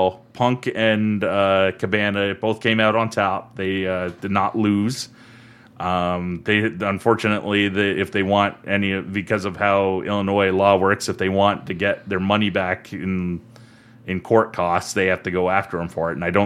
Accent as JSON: {"language": "English", "country": "Canada", "said": "we're Canadian, we're under different set of laws"}